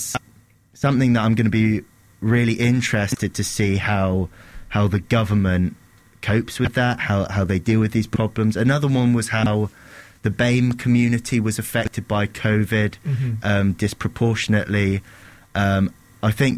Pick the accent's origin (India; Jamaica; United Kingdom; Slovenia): United Kingdom; part of our nationality, part of what we're proud of, coming together as British